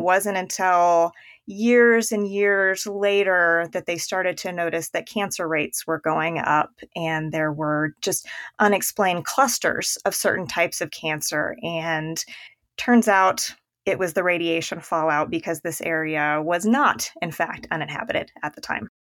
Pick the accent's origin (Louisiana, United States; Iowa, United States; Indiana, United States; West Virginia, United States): Indiana, United States; moved away; my husband's from Illinois and I'm from Indiana